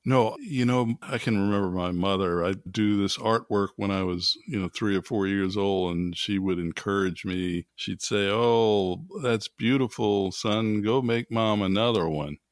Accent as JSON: {"language": "English", "town": "New Orleans", "region": "Louisiana", "country": "United States", "tie": "born or raised there", "said": "as an African-American growing up in New Orleans in the early forties"}